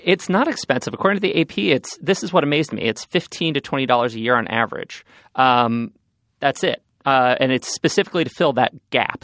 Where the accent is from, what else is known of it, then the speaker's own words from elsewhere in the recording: New York, United States; I grew up on Central Park